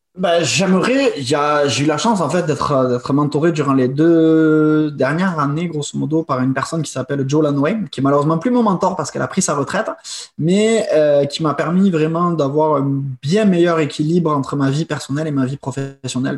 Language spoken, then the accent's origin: French; France; moved away as an adult; also born or lived in England / China; now in Quebec, Canada; je suis né quand même en France et j'ai été euh, born and raised, comme on dit en anglais, en France